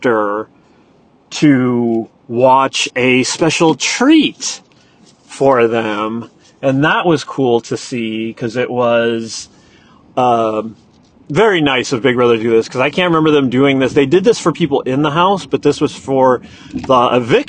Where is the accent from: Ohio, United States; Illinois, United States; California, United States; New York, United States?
California, United States; Point Richmond; I grew up in Point Richmond.